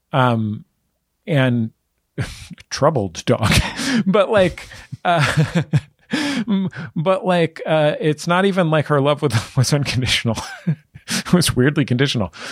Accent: San Francisco, California, United States; I grew up in the Mission, right in the middle of San Francisco

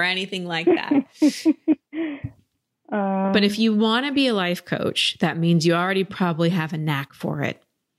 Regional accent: United States; I was raised here in America

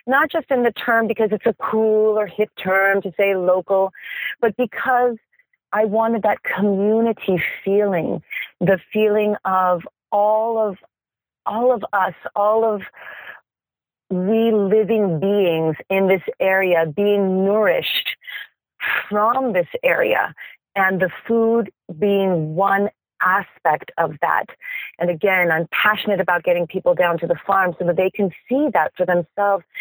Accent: Mexico; now in San Diego, United States; I'm originally from Mexico

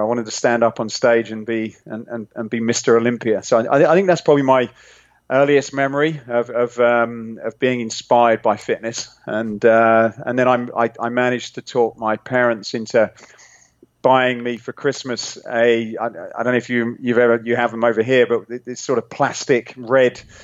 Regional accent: England, United Kingdom; accent: British; moved away as an adult; now in California, United States; I'm I'm originally from England, nice. um, but living now in uh, sunny California

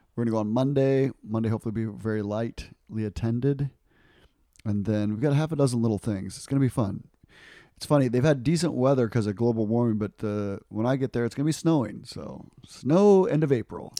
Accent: United States; I'm an American.

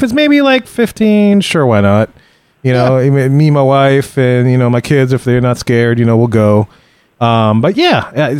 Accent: New Orleans, Louisiana, United States; Because I'm from New Orleans.

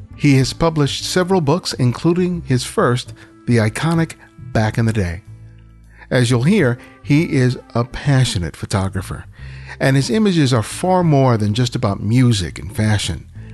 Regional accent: Los Angeles, California, United States; I grew up here in South Los Angeles

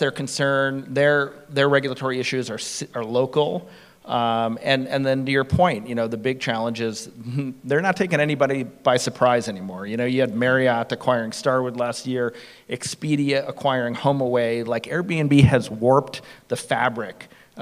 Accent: San Francisco, California, United States; I'm from San Francisco

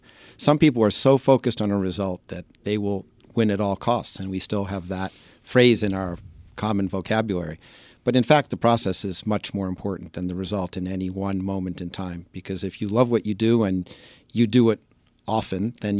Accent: New York City, New York, United States; accent: New Yorker; moved away as an adult; also born or lived in Massachusetts / Washington, D.C.; I grew up in Manhattan, then went to college in Massachusetts and came down to D.C. just after

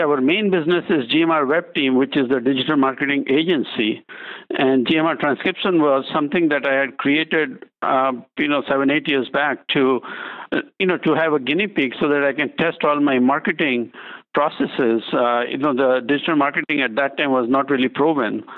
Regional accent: India; now in United States; I'm originally from India

